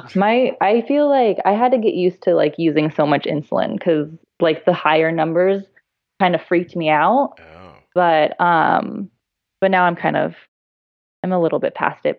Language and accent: English; San Diego, California, United States; I'm from San Diego